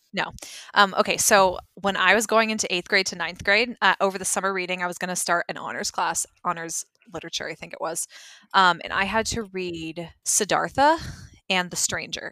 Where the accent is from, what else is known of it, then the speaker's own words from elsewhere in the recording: Georgia, United States; went to school in Georgia